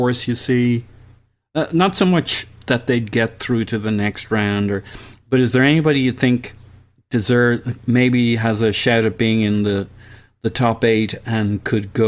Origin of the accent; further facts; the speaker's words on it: Ireland; I'm Irish